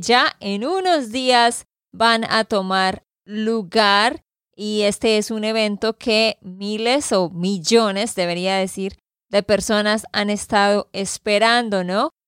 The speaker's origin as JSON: {"language": "Spanish", "region": "Santander", "country": "Colombia", "said": "de Santander, Colombia"}